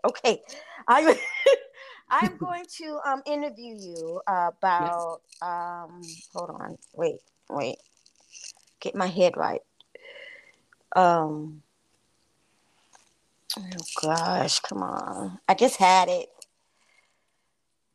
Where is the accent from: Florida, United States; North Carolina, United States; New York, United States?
Florida, United States; I'm from Florida